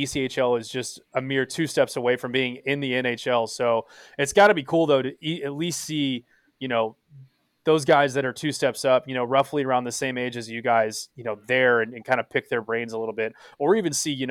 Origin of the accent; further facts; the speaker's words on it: Texas, United States; we're just boys from Texas